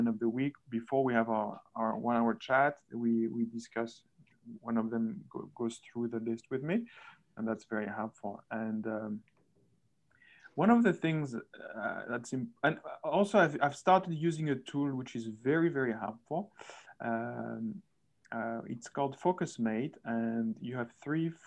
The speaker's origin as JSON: {"language": "English", "country": "France", "moved": "yes", "said": "I'm also from France"}